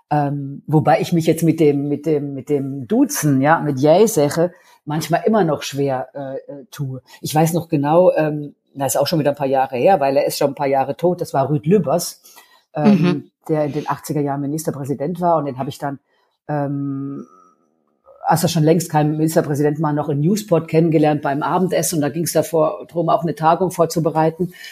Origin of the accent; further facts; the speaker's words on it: Baden-Württemberg, Germany; ich komme aus dem Badischen und es wird nicht umsonst die deutsche Toskana genannt